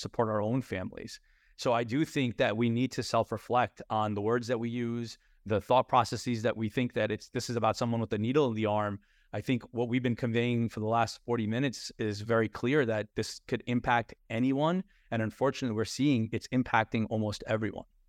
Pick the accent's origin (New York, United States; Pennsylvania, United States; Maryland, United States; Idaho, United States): New York, United States; we were taught a certain way growing up in New York around our dinner tables